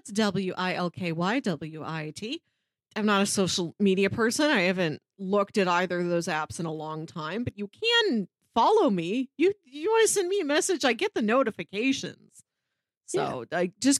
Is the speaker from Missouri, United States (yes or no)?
yes; St. Louis, Missouri, United States; This movie stars St. Louis's own John Hamm, which is why I clicked on it. Like he's my hometown boy.